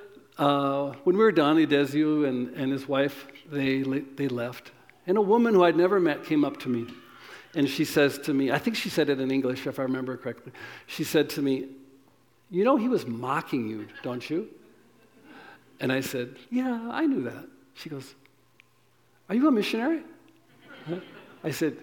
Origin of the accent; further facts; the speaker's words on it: United States; I'm American